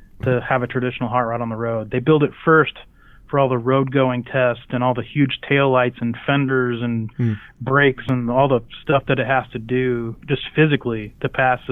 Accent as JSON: {"language": "English", "town": "Midland", "region": "Texas", "country": "United States", "tie": "born or raised there", "said": "I grew up in Midland, Texas, and there's this crazy amount of racing heritage there"}